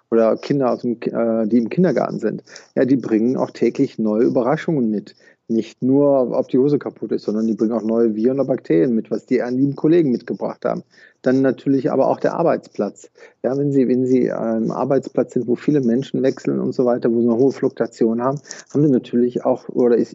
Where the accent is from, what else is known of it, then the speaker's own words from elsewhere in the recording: Rhineland, Germany; born there; Also da würde ich als äh, Rheinländer oder gebürtiger Rheinländer sagen, jeder Jeck ist anders.